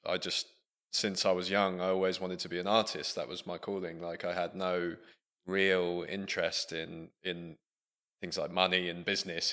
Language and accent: English; Buckingham, South East England, United Kingdom; moved away as an adult; also born or lived in Leicester; growing up in Buckingham, our nearest city being Milton Keynes